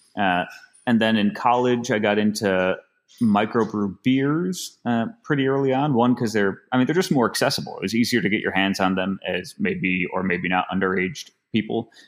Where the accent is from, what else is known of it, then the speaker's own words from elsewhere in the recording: Finger Lakes, New York, United States; moved away; also born or lived in Boston; growing up in the Finger Lakes